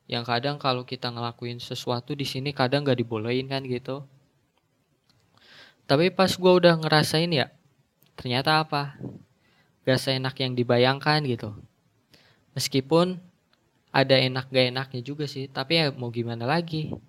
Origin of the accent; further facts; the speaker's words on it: Bekasi, West Java, Indonesia; also born or lived in Jakarta; Gue lahir di Jakarta, tapi tinggalnya di Bekasi. Ya, di sana hitung-hitung numpang lahir doang.